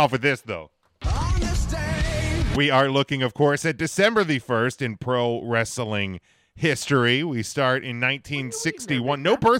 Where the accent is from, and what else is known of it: Pennsylvania, United States